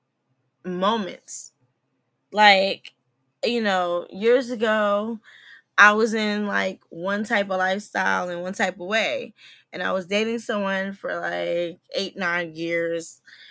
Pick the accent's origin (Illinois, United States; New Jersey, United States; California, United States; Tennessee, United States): New Jersey, United States; now in DMV (Washington, D.C. area), United States; I'm from Jersey